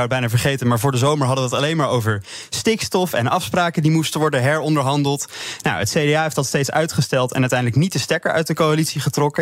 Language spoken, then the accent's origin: Dutch; Randstad, Netherlands; ik ben kom toevallig uit de Randstad, geboren en getogen